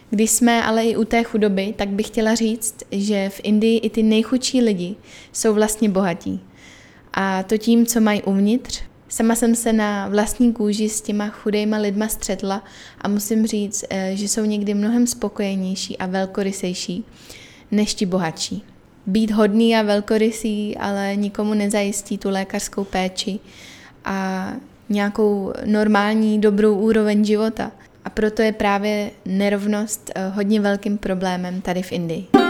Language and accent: Czech; Czechia; moved away as an adult; now in Chennai, India